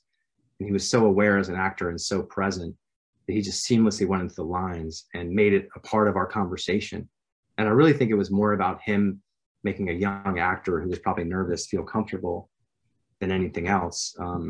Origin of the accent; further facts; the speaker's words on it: Virginia, United States; And I'm from Virginia.